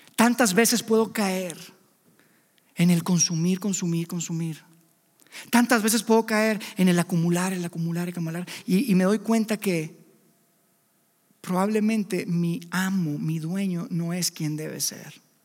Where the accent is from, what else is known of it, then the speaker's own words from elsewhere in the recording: Mexico; Somos libres, somos mexicanos independientes